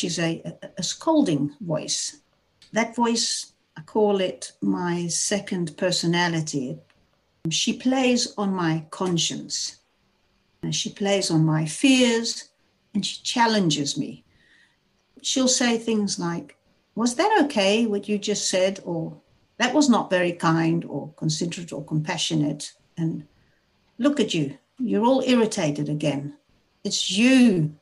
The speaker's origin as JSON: {"language": "English", "country": "South Africa", "tie": "born or raised there", "moved": "as an adult", "lives_now": "Netherlands", "said": "I was raised in South Africa. I'm 59 years old. I live in the Netherlands, have been here for the last 33 years"}